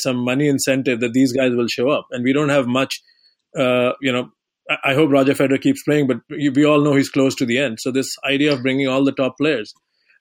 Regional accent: India; moved away; I'm coming originally from India

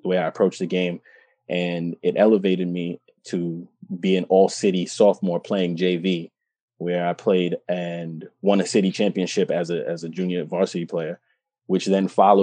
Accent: New York City, New York, United States; growing up in New York, it was a blessing. It was, inner city kid

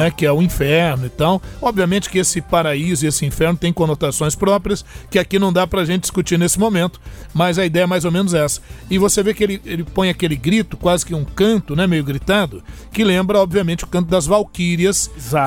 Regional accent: Brazil; Nós, como brasileiros

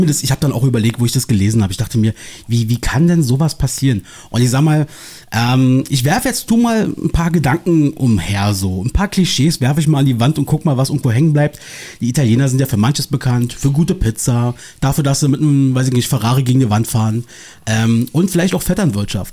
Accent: Berlin, Germany; meiner Heimat äh, wieder optisch auch ein bisschen treuer, wo ich herkomme hier. Aus dem Osten von Berlin

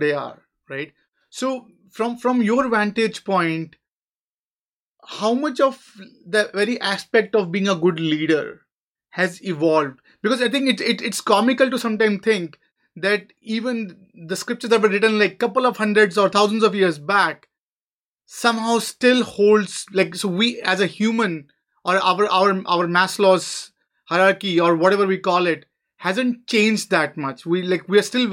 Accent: India; I'm from India

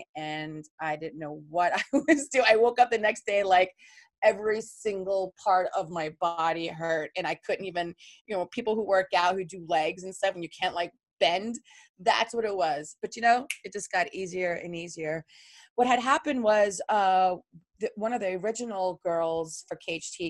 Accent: New York City, New York, United States; also born or lived in Long Island; I was born in Queens and my dad lived in Queens

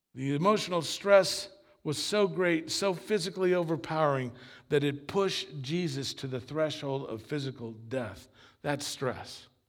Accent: Long Beach, California, United States; also born or lived in Argentina; I grew up after we came here from Argentina, my family, I grew up in what is considered, I guess, a mega church in Long Beach

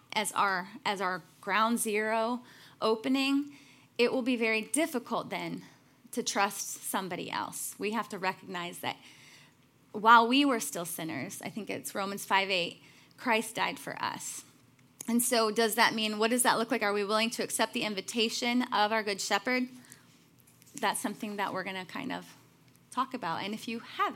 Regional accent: Chicago, Illinois, United States; I'm from Chicago

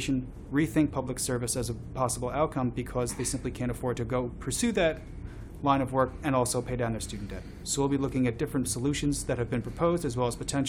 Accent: New York, United States; also born or lived in San Diego; now in Chicago, United States; I grew up in New York before moving to Chicago. I lived in San Diego for 10 years. I graduated from college in 2005

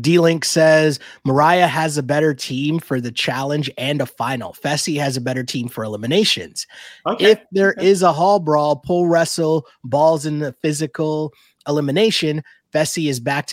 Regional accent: Toronto, Ontario, Canada; we're from Toronto.

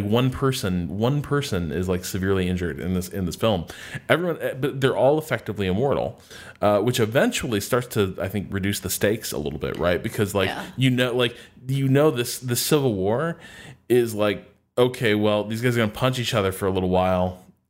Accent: Brooklyn, New York, United States; Other people, but trust me, I'm really good. I'm from Brooklyn.

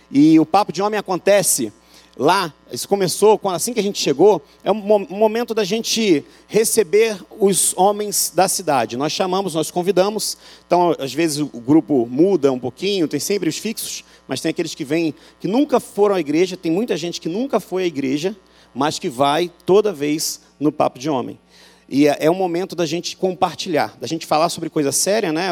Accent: Rio, Rio de Janeiro, Brazil; moved away as an adult; now in Euclides da Cunha, Brazil; O sotaque entrega que eu sou do Rio

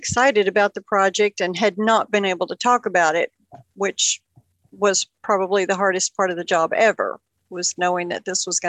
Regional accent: Union City, Tennessee, United States; I grew up here in Union City

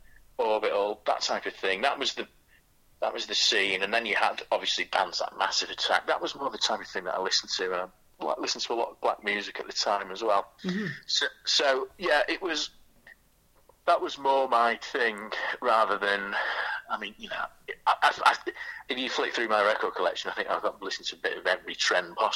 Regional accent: Manchester area, North West England, United Kingdom; also born or lived in Macclesfield; I'm from the Manchester area.

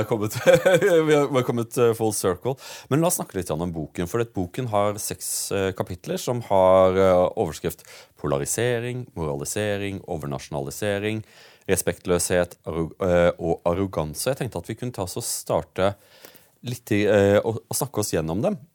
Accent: Audnedal, Agder, Norway; jeg kommer jo fra Audnedal, og Mandal er jo metropolisen for oss eh, i, i Audnedal

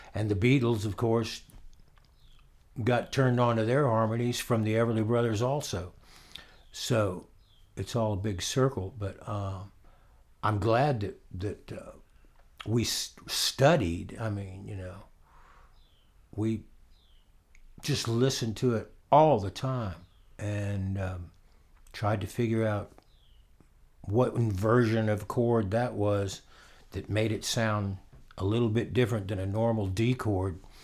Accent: Orlando, Florida, United States; also born or lived in Winter Park, Florida; I lived in Winter Park, but I was born in Orlando

